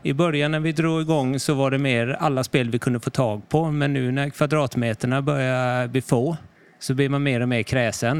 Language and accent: Swedish; Karlskrona, Blekinge, Sweden; moved away as an adult; also born or lived in Stockholm; Jag kommer här från Karlskrona. Mm. Lite någon mil eh, norr över bara